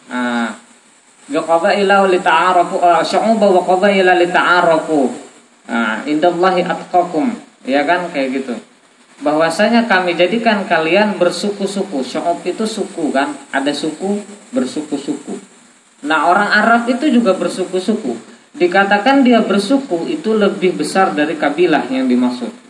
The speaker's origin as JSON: {"language": "Indonesian", "region": "South Kalimantan", "country": "Indonesia", "said": "Contoh saya dengan istri saya, saya orang Banjar, istri orang Bandung."}